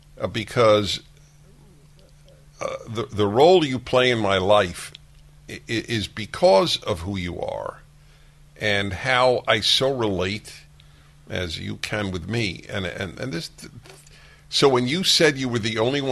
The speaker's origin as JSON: {"language": "English", "region": "New York", "country": "United States", "tie": "born or raised there", "said": "I grew up in New York"}